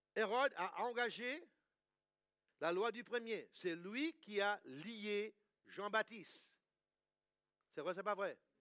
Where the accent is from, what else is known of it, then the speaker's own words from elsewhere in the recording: England, United Kingdom; moved away; also born or lived in United States; Quand j'étais petit, moi j'ai grandi en Angleterre